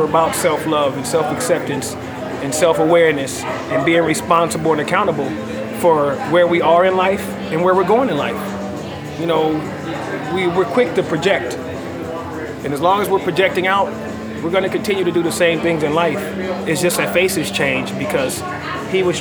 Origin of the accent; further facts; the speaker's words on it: Los Angeles, California, United States; also born or lived in Orange County, California; I was born in Orange County, California, and raised in South Central Los Angeles. I did most of my early years in South Central Los Angeles and went to my junior high school and high school years in Orange County.